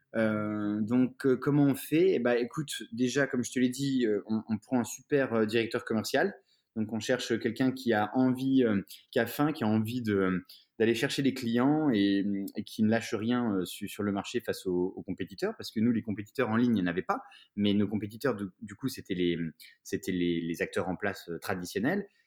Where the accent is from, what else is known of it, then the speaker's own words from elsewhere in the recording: Épinal, Grand Est, France; j'ai grandi en province, à Épinal, donc dans les Vosges